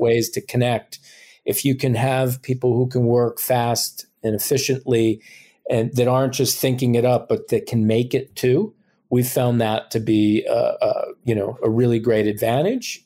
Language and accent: English; New Jersey, United States; moved away; I'm originally from New Jersey